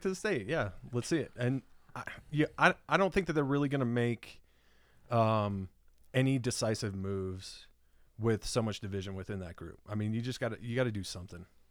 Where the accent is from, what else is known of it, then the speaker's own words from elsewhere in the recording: Colorado, United States; Born and raised here, man. I mean, Colorado bred